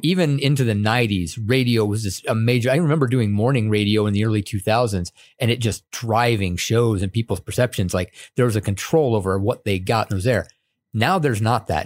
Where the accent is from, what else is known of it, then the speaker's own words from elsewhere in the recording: upstate New York, United States; I grew up upstate New York, and it partially being because my dad was in the military too